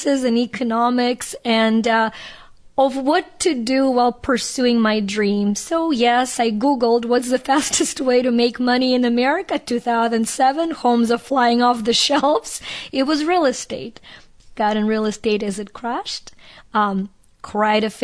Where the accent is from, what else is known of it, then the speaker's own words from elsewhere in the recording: Ukraine; moved away; I grew up in Ukraine, that was a part of the Soviet Union